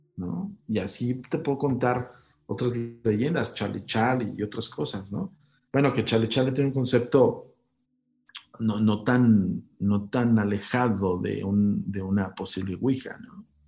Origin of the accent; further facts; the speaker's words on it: Mexico; como decimos aquí en México